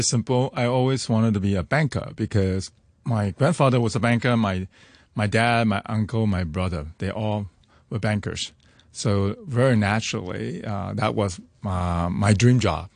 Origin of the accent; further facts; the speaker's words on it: Hong Kong; growing up in Hong Kong